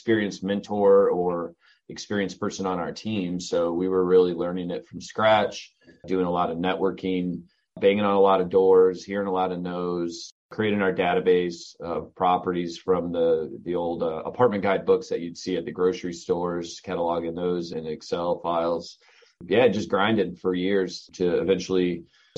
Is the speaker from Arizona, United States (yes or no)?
no; Southern Michigan, United States; moved away as an adult; also born or lived in Charlotte, North Carolina; now in North Carolina, United States; I grew up in Southern Michigan, went to the University of Michigan